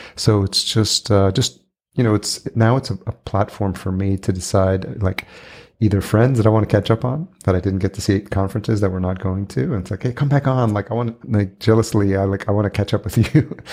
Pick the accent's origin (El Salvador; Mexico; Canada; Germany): El Salvador; I was born in El Salvador